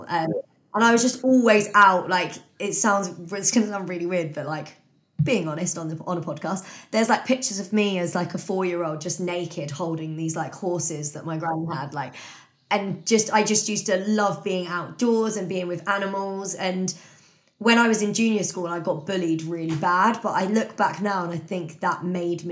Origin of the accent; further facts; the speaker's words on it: Bletchley, South East England, United Kingdom; I now live like just outside Milton Keynes, but I grew up in Bletchley, went to school around here